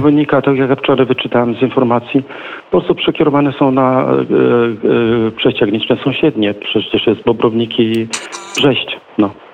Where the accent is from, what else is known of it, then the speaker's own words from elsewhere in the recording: Kuźnica, Podlaskie Voivodeship, Poland; u nas w Kuźnicy